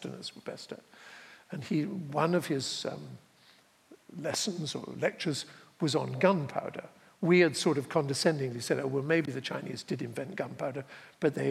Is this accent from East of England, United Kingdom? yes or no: no; Dorset, South West England, United Kingdom; moved away as an adult; also born or lived in Connecticut; I grew up in Dorset